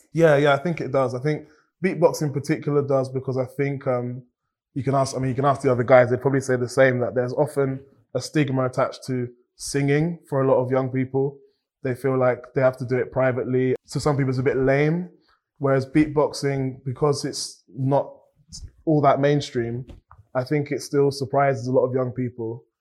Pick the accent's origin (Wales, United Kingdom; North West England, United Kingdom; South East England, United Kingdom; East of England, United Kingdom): East of England, United Kingdom; Cambridge; I've grown up in Cambridge and I'm grateful for all of these things. And I've also grown up in a Nigerian household